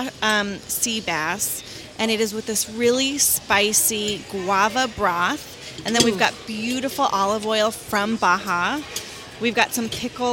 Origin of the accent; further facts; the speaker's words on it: Southern California, United States; moved away as an adult; also born or lived in Chicago; now in San Diego, United States; I'm from Southern California